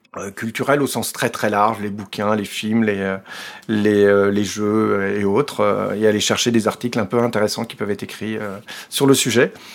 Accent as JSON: {"language": "French", "country": "France", "moved": "as an adult", "lives_now": "Belgium", "said": "je suis français, vivant en Belgique depuis plus de 20 ans"}